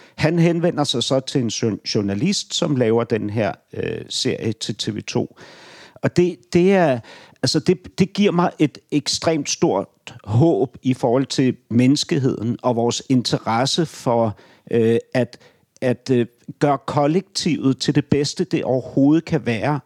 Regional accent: Ordrup, Capital Region of Denmark, Denmark; also born or lived in Beirut, Lebanon / Nørrebro, Copenhagen; now in Copenhagen, Denmark; jeg kommer fra Ordrup

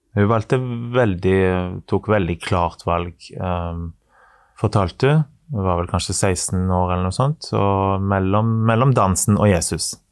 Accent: Western Norway, Norway; Jeg er fra Vestlandet.

